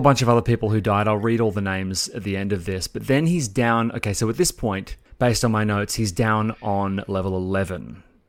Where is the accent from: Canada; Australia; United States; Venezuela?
Australia; Sydney, New South Wales; moved away as an adult; now in Melbourne, Australia; I grew up in Sydney with you, as you know, and I moved across here when I was twenty-four years old